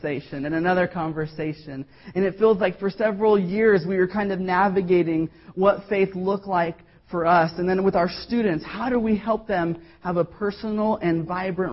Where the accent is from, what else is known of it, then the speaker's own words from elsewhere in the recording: the Bible Belt, United States; we grew up both in the Bible Belt